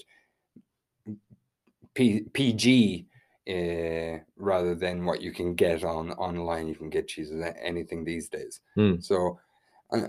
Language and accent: English; west of Ireland, Ireland; my hometown, which is kind of quite a small town in the west of Ireland